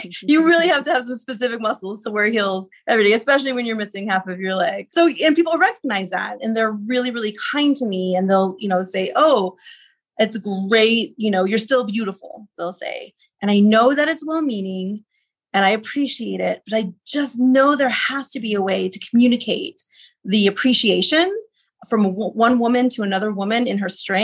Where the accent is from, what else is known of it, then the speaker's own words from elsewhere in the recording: Texas, United States; now in Denver, United States; I'm from Texas mostly